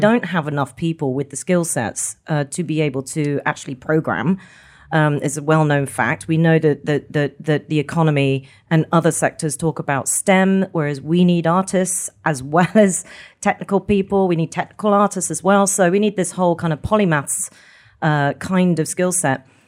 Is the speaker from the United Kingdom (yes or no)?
yes; Scotland, United Kingdom; we're Scottish